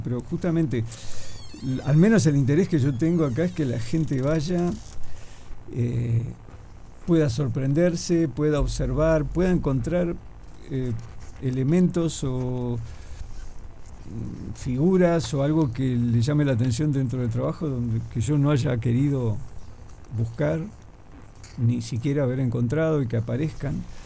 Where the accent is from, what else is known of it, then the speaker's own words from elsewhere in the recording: Trinidad, Flores, Uruguay; moved away as an adult; now in Montevideo, Uruguay; yo dibujo en vivo hace mucho tiempo, te diría que desde mi adolescencia en Trinidad